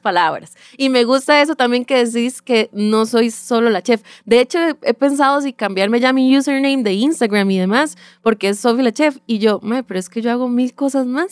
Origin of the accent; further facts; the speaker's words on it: Sabanilla, San José, Costa Rica; soy eh, nacida y crecida en Sabanilla, Montedioca